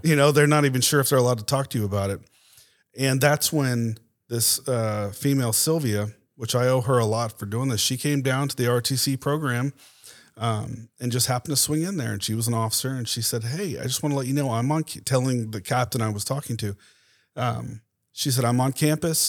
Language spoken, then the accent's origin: English; Tampa, Florida, United States; moved away as an adult; now in Dallas, United States; grew up there, went to school, uh, in Tampa